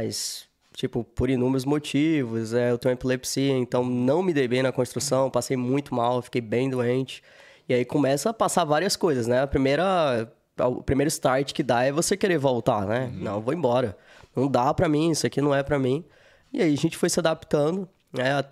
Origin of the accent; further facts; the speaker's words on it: Manaus, Amazonas, Brazil; also born or lived in Fortaleza / Minas Gerais; Vim de Manaus, morei um tempo em Fortaleza, morei um tempo em Minas.